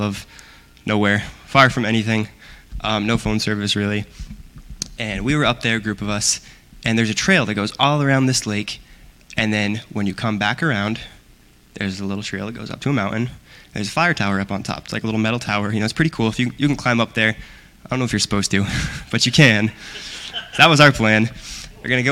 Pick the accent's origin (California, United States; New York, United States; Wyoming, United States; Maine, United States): Maine, United States; Aroostook County; moved away as an adult; now in Waterville, United States; I'm actually from Aroostook County